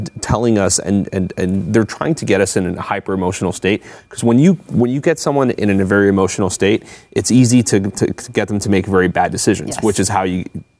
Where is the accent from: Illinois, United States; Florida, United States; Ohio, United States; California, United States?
Florida, United States; Miami; I'm from Miami.